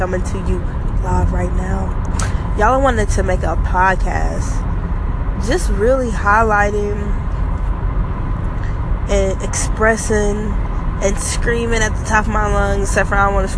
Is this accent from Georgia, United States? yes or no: yes; Georgia, United States; I'm from Georgia.